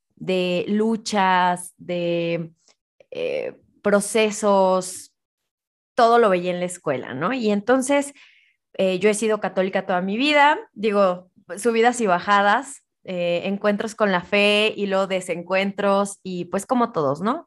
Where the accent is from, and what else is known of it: Mexico